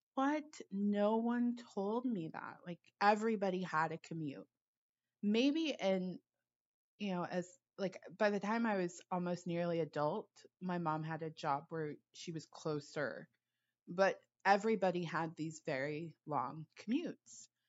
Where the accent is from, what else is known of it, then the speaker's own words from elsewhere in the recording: Los Angeles, California, United States; I grew up in Los Angeles